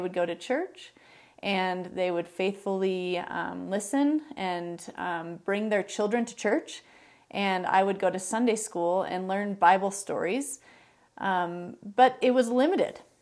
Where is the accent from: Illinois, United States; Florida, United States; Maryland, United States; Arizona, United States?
Illinois, United States; Chicago; moved away; also born or lived in Minneapolis, Minnesota / Greenville, South Carolina / Green Bay, Wisconsin; I was born in Minneapolis, um, but I would say I grew up in the suburbs of Chicago.